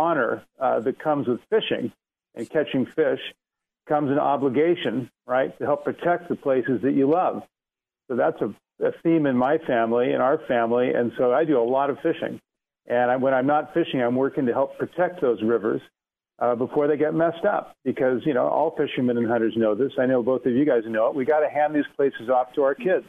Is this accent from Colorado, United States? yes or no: no; Oregon, United States; I grew up in Oregon fishing for salmon and steelhead and trout. You know, I grew up with a family of fishermen